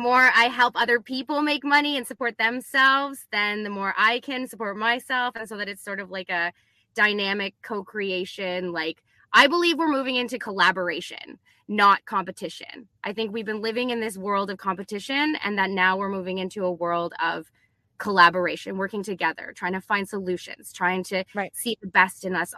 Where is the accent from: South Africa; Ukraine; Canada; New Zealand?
Canada; I'm Canadian